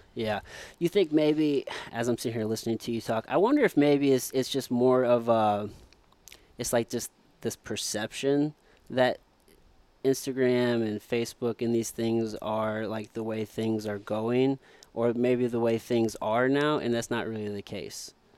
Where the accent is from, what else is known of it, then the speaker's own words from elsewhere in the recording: Midwest, United States; growing up in the Midwest, you're always taught you gotta go to school